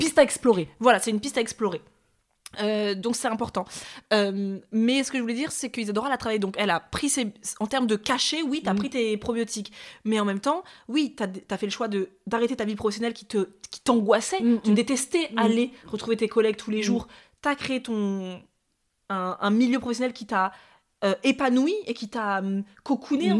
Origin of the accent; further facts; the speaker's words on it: Paris, Île-de-France, France; en tant que Parisienne